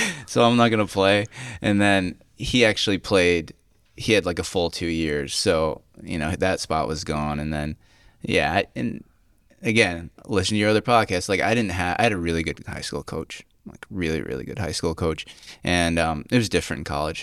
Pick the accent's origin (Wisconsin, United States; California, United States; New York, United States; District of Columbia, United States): New York, United States; Cayuga Lake; where I grew up on Cuyca Lake.